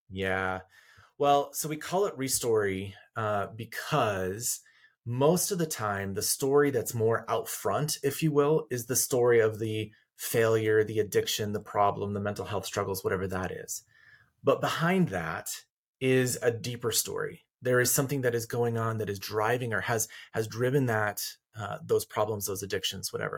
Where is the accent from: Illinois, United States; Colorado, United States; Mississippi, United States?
Colorado, United States; rural; I grew up in rural Colorado, up in the mountains